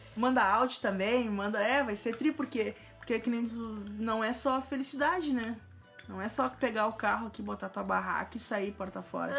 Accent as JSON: {"language": "Portuguese", "town": "Porto Alegre", "region": "Rio Grande do Sul", "country": "Brazil", "said": "eu sou de Porto Alegre"}